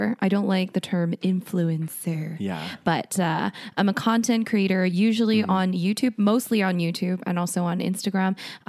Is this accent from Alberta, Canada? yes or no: yes; Calgary, Alberta, Canada; also born or lived in South Korea; So basically, I was born in South Korea, mm-hmm. and I moved to Calgary when I was 8. And I pretty much lived mostly in Calgary for most of my life